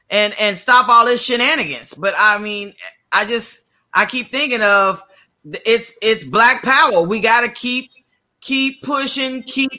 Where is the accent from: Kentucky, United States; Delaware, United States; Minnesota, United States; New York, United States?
Kentucky, United States; Louisville; my hometown of Louisville, Kentucky